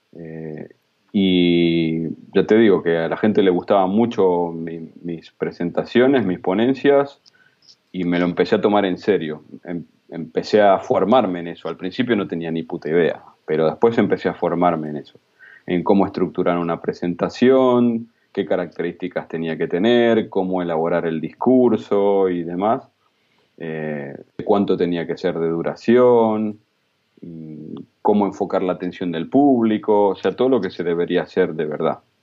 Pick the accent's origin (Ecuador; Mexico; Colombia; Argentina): Argentina; now in Spain; como argentinos